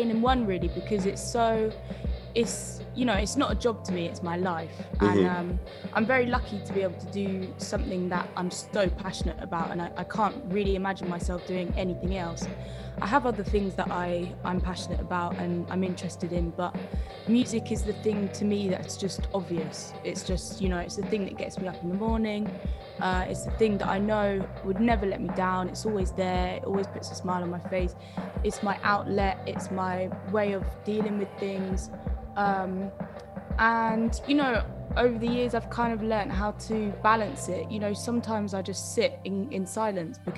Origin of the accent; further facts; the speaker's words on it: United Kingdom; now in London, United Kingdom; we're British